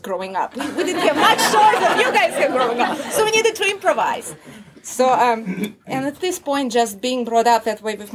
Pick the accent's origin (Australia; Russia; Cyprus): Russia; first language Russian; English is a second language; moved away; I grew up in Russia